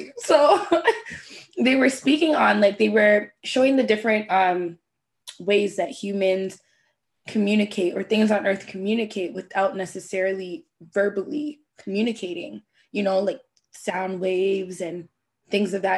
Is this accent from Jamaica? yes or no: yes; Jamaica; I'm Jamaican